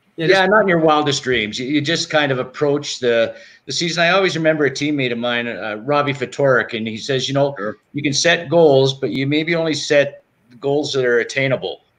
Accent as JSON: {"language": "English", "country": "Canada", "tie": "born or raised there", "said": "growing up in Canada"}